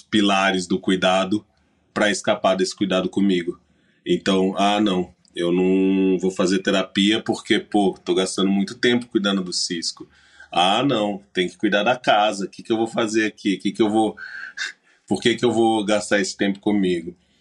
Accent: Minas Gerais, Brazil; como bom mineiro

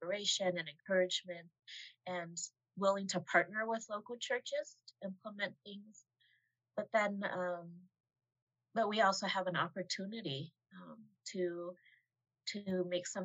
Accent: United States; Asian American person who was born and raised here

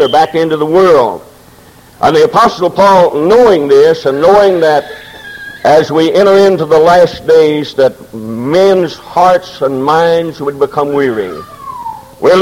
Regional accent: Momence, Illinois, United States; I was born in Maunee, Illinois

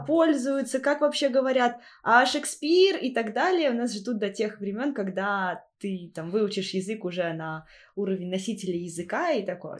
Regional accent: Volzhsky, Volgograd Oblast, Russia; moved away as an adult; now in Magdeburg, Germany; я оттуда же

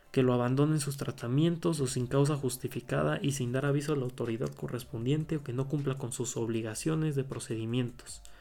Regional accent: Puebla, Mexico; Eh, en este caso eh, voy a hablar del código penal del Estado de Puebla, que bueno, yo soy del Estado de Puebla

